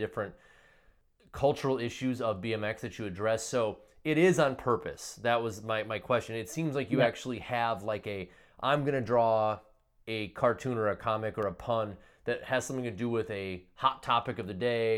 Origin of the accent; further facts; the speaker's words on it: Wisconsin, United States; accent: Wisconsin; my Wisconsin accent